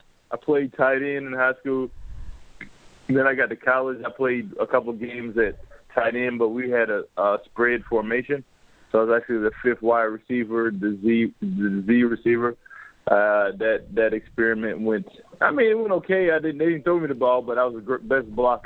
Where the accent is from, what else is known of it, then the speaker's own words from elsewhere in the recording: New York City, New York, United States; moved away as an adult; also born or lived in Southern United States; now in Montreal, Canada; born and raised in New York